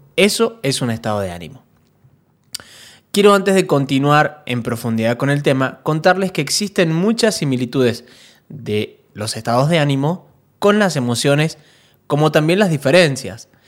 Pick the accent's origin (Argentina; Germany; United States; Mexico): Argentina; Mendoza; La gente de Mendoza, de donde soy yo, es muy